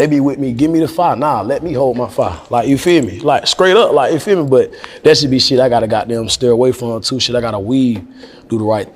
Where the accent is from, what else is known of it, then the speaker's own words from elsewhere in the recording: North Carolina, United States; I'm from North Carolina